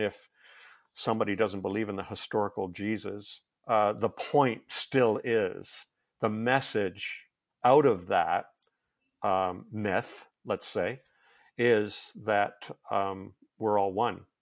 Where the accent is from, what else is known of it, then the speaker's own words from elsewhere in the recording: Canada; I'm Canadian